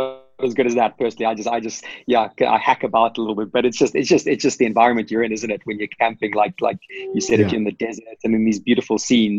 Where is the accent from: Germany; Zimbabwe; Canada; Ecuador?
Zimbabwe; also born or lived in United Kingdom; now in South Africa; Like I'm not obviously from South Africa. I was originally from Zimbabwe, so I grew up on farms in Zimbabwe